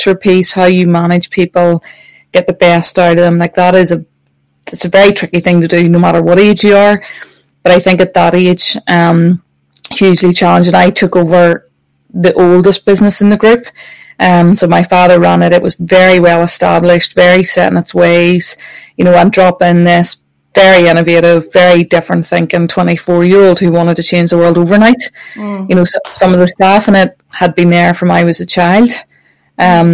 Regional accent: Northern Ireland, United Kingdom; I grew up watching that in Northern Ireland

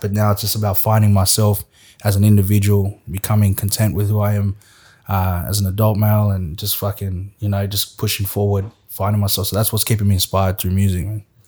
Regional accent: Australia; also born or lived in West Africa; I'm still an Australian

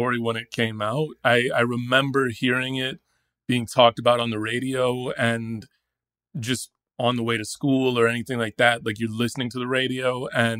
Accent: Dallas, Texas, United States; I grew up in Dallas, Texas, and I was in high school in Dallas

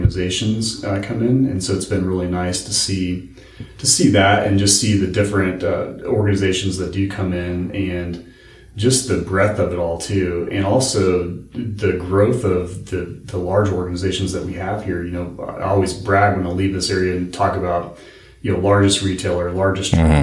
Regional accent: Colorado, United States; moved away as an adult; now in Northwest Arkansas, United States; I'm not from here. I grew up in Colorado, moved here about 15 years ago

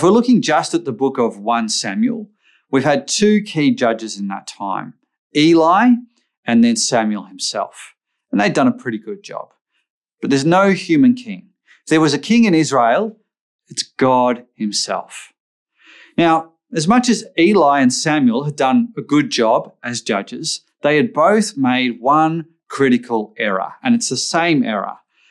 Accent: Australia; I grew up in Australia

